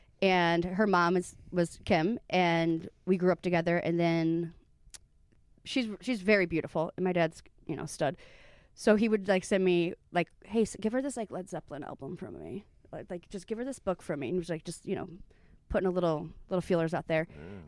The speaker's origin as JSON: {"language": "English", "region": "Midwest", "country": "United States", "said": "I love basements. I'm from the Midwest. I got fingered in basements."}